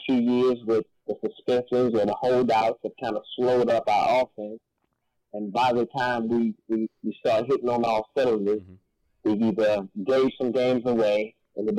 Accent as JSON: {"language": "English", "town": "Rock Hill", "region": "South Carolina", "country": "United States", "tie": "born or raised there", "said": "my hometown, Rockville, South Carolina"}